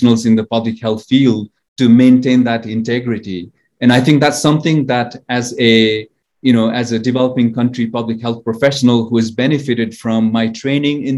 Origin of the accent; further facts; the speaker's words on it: Kathmandu, Bagmati, Nepal; moved away as an adult; also born or lived in Chicago, United States / Myanmar / China / Singapore; I was born in Kathmandu, Nepal, the city of temples, as it's referred to.